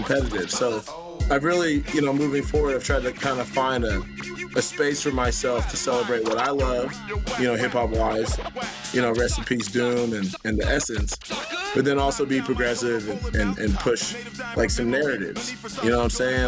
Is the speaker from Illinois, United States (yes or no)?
no; Kansas City, Missouri, United States; I'm Kansas City till the death